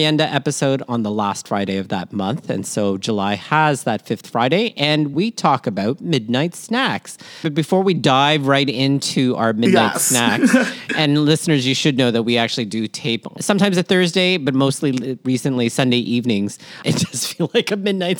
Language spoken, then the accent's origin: English; Toronto, Ontario, Canada; born or raised there; also born or lived in Manila, Philippines